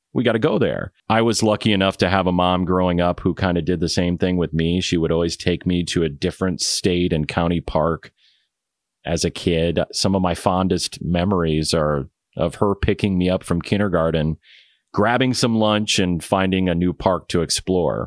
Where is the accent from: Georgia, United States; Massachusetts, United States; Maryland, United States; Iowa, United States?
Iowa, United States; my home state, but we are going to go back to Iowa